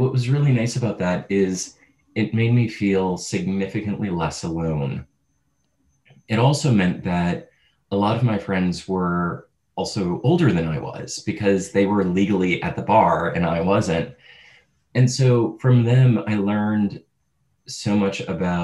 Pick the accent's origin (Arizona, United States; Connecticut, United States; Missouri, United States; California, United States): Missouri, United States; St. Louis; I grew up in St. Louis, Missouri